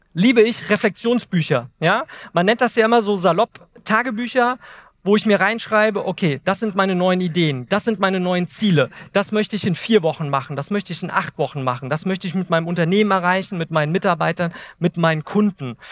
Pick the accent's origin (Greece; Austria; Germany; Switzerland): Germany; Eltville, Hesse; ich komme aus Wiesbaden, Eltville